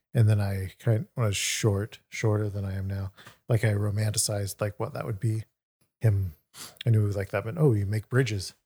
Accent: Sacramento, California, United States; also born or lived in New York; went back home to Sacramento.

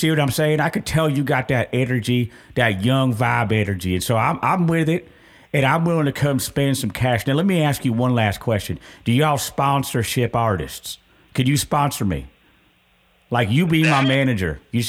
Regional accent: California, United States; now in Richmond, United States; I'm from California. I used to hang out at Venice Beach and just pop lock and break dance, and then I would make some paintings and stuff like that. So I moved to Richmond.

